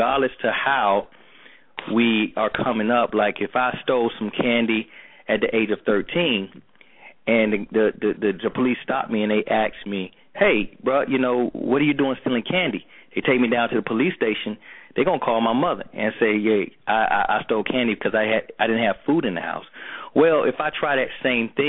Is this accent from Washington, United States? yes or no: no; Atlanta, Georgia, United States; I grew up in Atlanta Projects, you know, Perry Home, in Buckhead, you know, that's where I was from